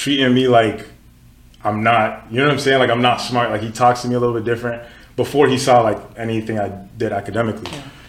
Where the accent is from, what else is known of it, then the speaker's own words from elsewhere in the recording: Katy, Texas, United States; moved away as an adult; also born or lived in Nigeria; now in Ottawa, Canada; I was born in Nigeria, grew up in Katy, Texas. Then I moved here